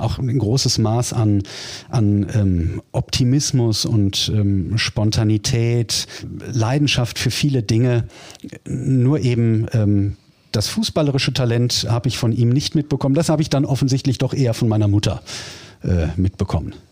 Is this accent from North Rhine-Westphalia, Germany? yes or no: yes; Duisburg, North Rhine-Westphalia, Germany; Ich bin ja gebürtiger Duisburger